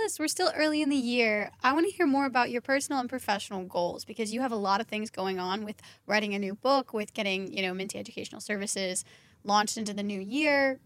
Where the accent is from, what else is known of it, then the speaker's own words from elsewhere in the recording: Kentucky, United States; I'm from Kentucky, and we had worked with a high end barbershop in Kentucky